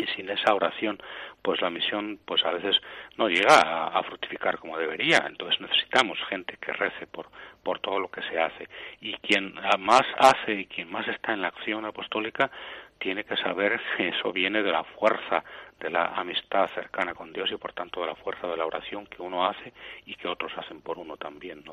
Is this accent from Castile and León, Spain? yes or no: yes; Aranda de Duero, Castile and León, Spain; also born or lived in Segovia; yo nací en Segovia, pero eh, con nueve o diez años mis padres, cuando yo tenía nueve o diez años, mis padres fueron a vivir a Aranda de Duero